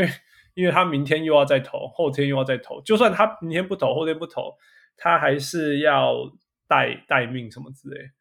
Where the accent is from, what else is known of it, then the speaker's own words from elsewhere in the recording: Canada; moved away; 我是加拿大来的